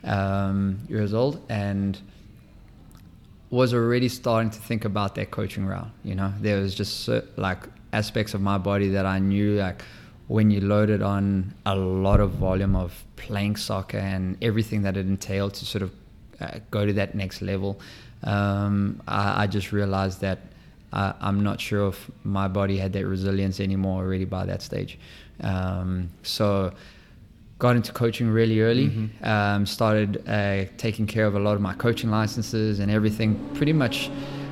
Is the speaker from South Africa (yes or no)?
yes; South Africa; moved away as an adult; also born or lived in Maine / Seattle / Minnesota / Boston; now in St. Louis, United States; born and raised in South Africa